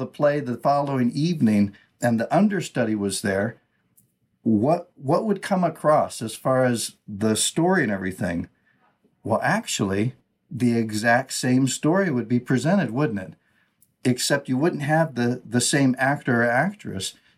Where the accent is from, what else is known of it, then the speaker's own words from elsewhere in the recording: United States; first language English; in my language, right, English, I'm an American, Western culture and thinking